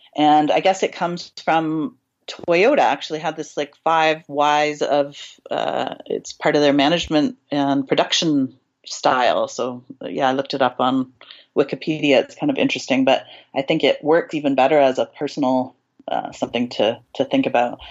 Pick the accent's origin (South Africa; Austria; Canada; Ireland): Canada; accent: Canadian; I'm from Canada